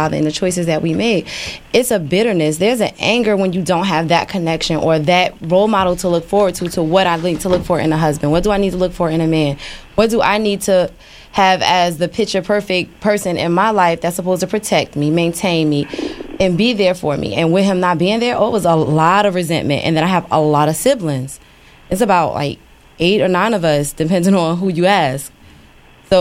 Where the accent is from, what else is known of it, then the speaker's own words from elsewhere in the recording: Newark, New Jersey, United States; Growing up in Newark, my father wasn't involved